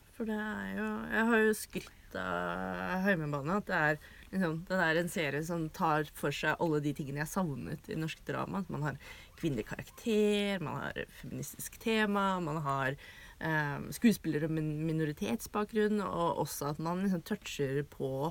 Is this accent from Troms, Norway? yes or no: no; Drammen, Buskerud, Norway; Jeg er jo fra Drammen